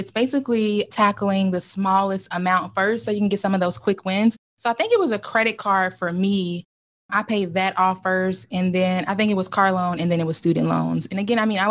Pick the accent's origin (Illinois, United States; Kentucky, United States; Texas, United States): Kentucky, United States; moved away as an adult; also born or lived in Lexington, Kentucky / Northern Ohio / Cincinnati, Ohio; now in Ohio, United States; I'm originally from Kentucky. I currently live in Ohio